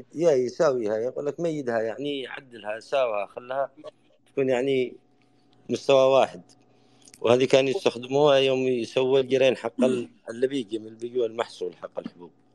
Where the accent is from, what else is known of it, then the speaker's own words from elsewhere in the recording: Yemen; accent: Yemeni dialect; احنا بلهجتنا اليمن